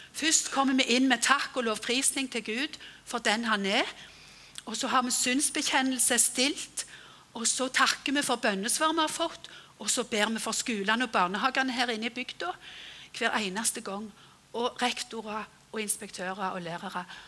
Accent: Frøyland, Rogaland, Norway; hjemme på Frøyland

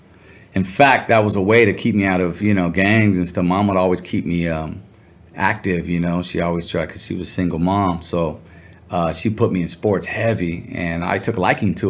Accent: Santa Ana, California, United States; also born or lived in Riverside, Inland Empire, California; I grew up in Orange County, Santana, up until my sophomore year

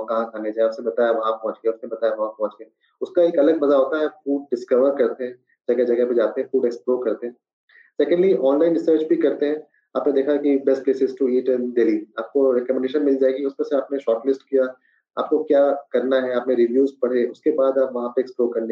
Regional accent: Bihar, India; मेरे favourite dishes मुझे बिहारी खाना बहुत पसंद है खासकर क्योंकि मेरा बचपन बिहार में गुजरा है तो बिहार की हर एक चीजें

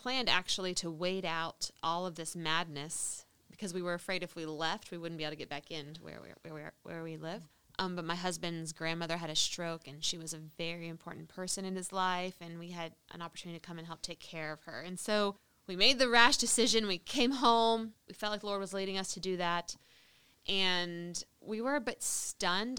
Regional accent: United States; moved away; as an American Christian

